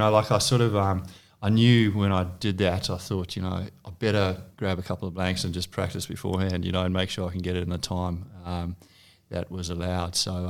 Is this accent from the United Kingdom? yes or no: no; South Africa; moved away as an adult; now in Australia; I'm from originally from South Africa. Although I've called Australia home since 2005, so the last 14 years or so.